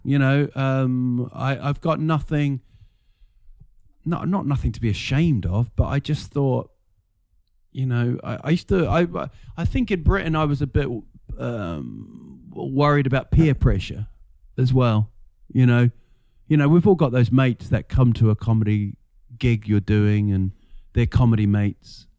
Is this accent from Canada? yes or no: no; Rotorua, Bay of Plenty, New Zealand; moved away as an adult; also born or lived in England; now in Sweden; we're in a place called Rotorua